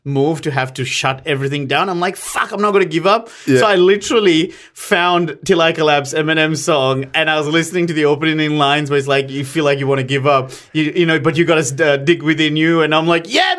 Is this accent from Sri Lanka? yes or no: yes; Sri Lanka; moved away; this is my home country